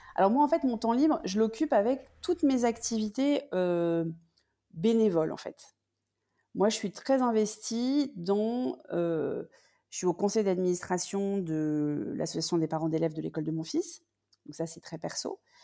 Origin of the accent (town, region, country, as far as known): France; also born or lived in United States / London